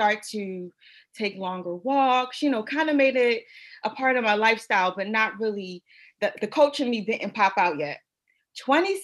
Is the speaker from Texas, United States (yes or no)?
no; Philadelphia, Pennsylvania, United States; I'm from Philadelphia, and where I'm from, it's like, you know, you go to the corner store